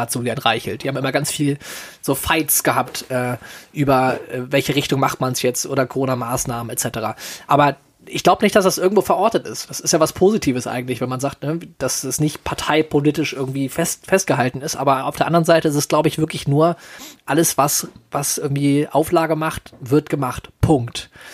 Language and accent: German; Solingen, North Rhine-Westphalia, Germany; hier in meiner Heimatstadt.